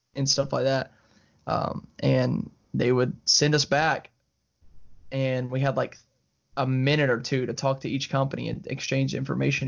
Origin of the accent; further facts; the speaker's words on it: Alabama, United States; I'm from Alabama. Uh, you know, we're, like, twenty minutes from Georgia